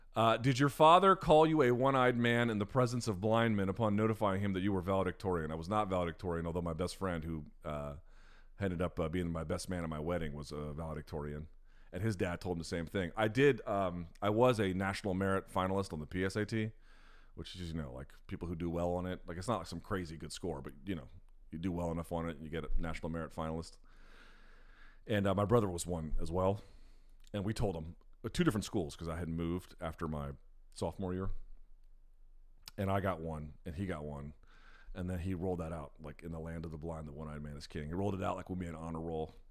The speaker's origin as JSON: {"language": "English", "town": "Washington", "region": "District of Columbia", "country": "United States", "tie": "born or raised there"}